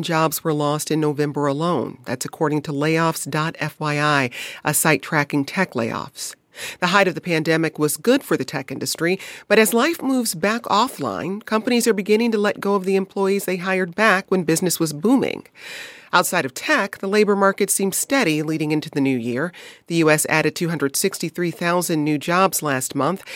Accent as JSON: {"language": "English", "town": "Detroit", "region": "Michigan", "country": "United States", "tie": "born or raised there", "moved": "yes", "said": "my hometown, Detroit"}